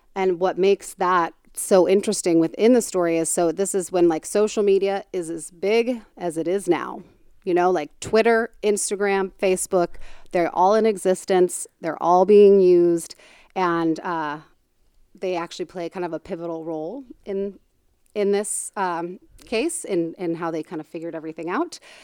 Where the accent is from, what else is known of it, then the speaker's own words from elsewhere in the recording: Tucson, Arizona, United States; I'm from Tucson